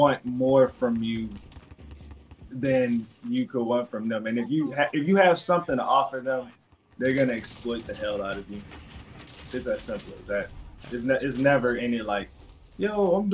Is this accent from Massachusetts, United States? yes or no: no; Baton Rouge, Louisiana, United States; I'm from Baton Rouge, Louisiana